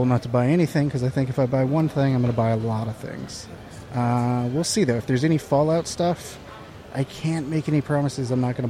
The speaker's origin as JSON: {"language": "English", "region": "Southern California", "country": "United States", "tie": "born or raised there", "also_born_or_lived": "Corona, California / Buena Park, California / Tustin, California / Anaheim, California", "said": "grew up in, like, kind of throughout Southern California, mostly L.A. County and Inland Empire."}